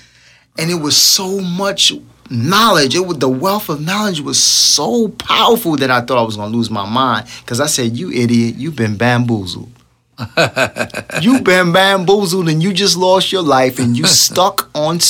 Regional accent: New York City, New York, United States; I'm just from Brooklyn.

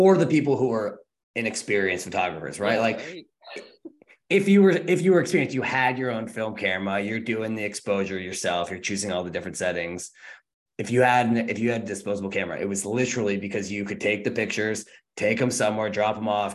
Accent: Rochester, New York, United States; moved away; I'm from Rochester, New York, which is like the home of film photography

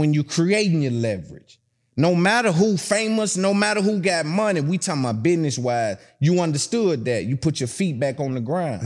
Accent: Tennessee, United States; I'm from Tennessee

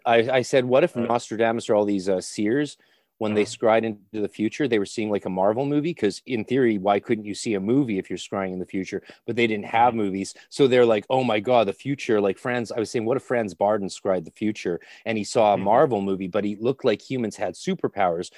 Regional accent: Canada; also born or lived in Ireland / Scotland; I'm Canadian

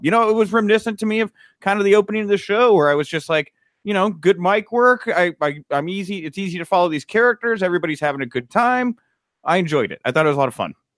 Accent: Texas, United States; I grew up in Texas where, we, you know, I was bred a gentleman

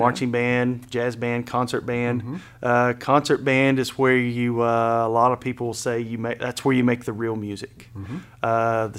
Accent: Hinton, Oklahoma, United States; now in Hennessey, United States; I grew up in Hinton.

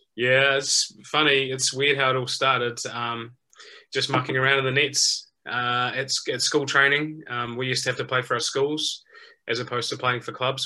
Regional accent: New Zealand; as a young kid growing up in New Zealand

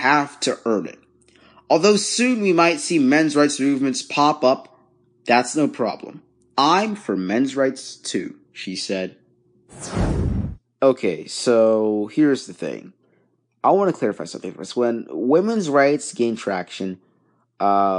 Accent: Dhaka, Dhaka Division, Bangladesh; now in United States; I don't live there. I live in the U.S., but I was born in Bangladesh. I was born in Dhaka, Bangladesh.

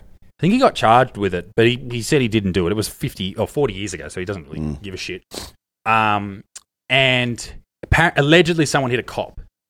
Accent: Ireland; Yeah, so he was in one of those filthy Irish wagons. I'm Irish, I can say that.

